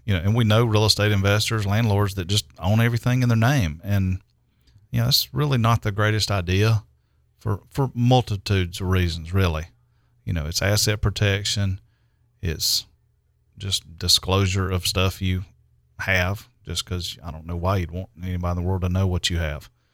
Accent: Greer, South Carolina, United States; I'm in my hometown

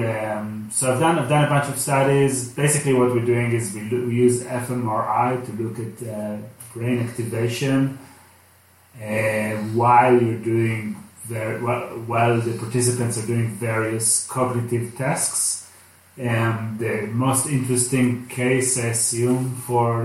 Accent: Israel; English is a second language; moved away as an adult; now in Los Angeles, United States; I'm from Israel

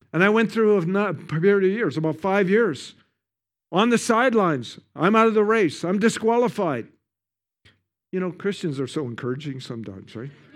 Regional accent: Canada; I'm from Canada. We have the best ski hills in the world

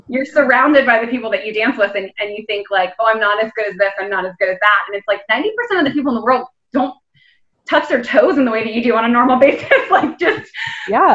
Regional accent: Florida, United States; moved away as an adult; also born or lived in New York / Denver; now in London, United Kingdom; I grew up in Florida and I moved to New York for college

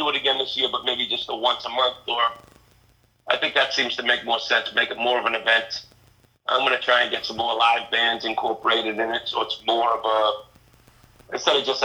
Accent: Kingston, Massachusetts, United States; I grew up about 45 minutes south towards the Cape in Kingston

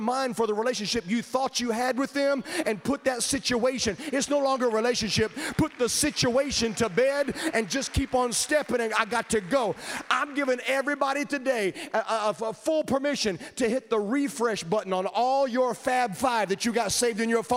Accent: Virginia, United States; I grew up in Virginia

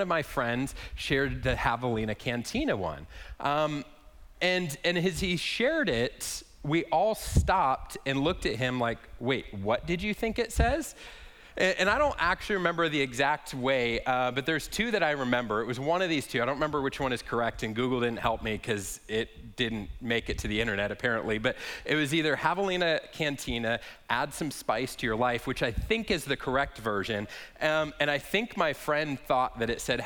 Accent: Lake Havasu City, Arizona, United States; I grew up here in Lake Havasu

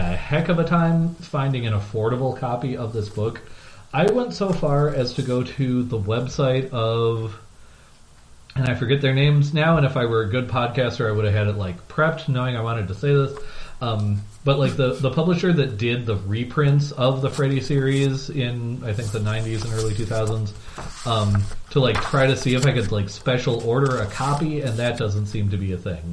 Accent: Midwest, United States; I am from the Midwest, so I do sort of elide that word in a way that is potentially troubling.

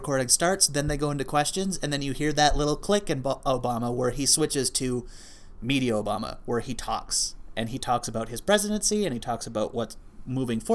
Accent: Canada; I'm also Canadian

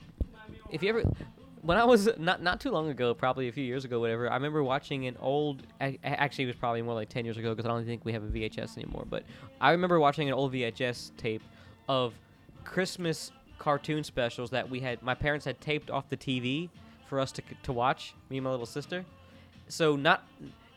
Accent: Orlando, Florida, United States; I grew up in Orlando, there was not so many bars, more clubs

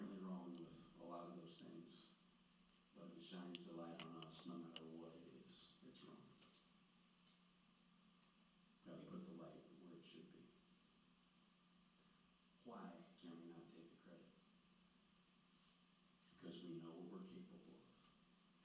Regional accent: Clearwater, Florida, United States; I grew up in Clearwater outside of Tampa

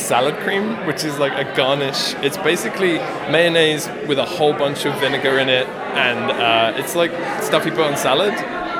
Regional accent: England, United Kingdom; now in Vancouver, Canada; I grew up in the UK, like kind of outside.

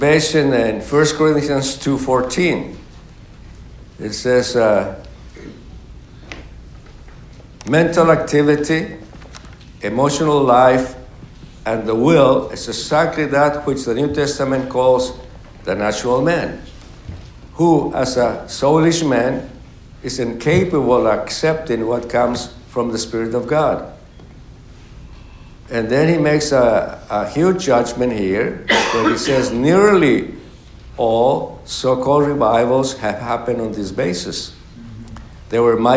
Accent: Mexico; moved away; also born or lived in Mexico City; my hometown is 1,600 miles from Mexico City

